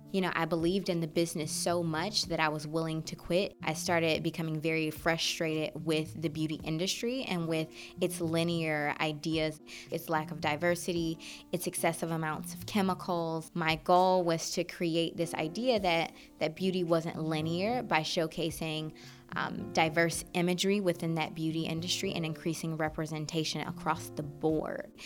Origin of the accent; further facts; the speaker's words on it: Detroit, Michigan, United States; I grew up in Detroit, Michigan.